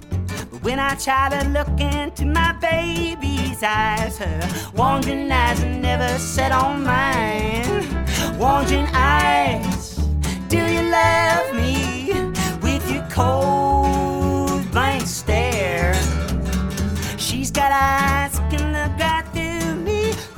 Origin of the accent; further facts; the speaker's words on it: Michigan, United States; Growing up in Michigan, we had a huge maple tree in the front yard.